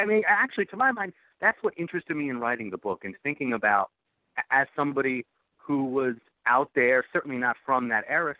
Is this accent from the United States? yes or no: yes; New England, United States; because I grew up in New England